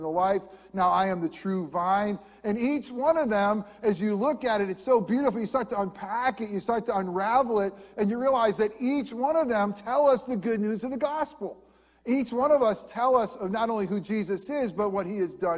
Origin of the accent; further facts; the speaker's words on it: upstate New York, United States; moved away as an adult; also born or lived in Lakeland, Florida / New Jersey; now in Central Florida, United States; an upstate New York boy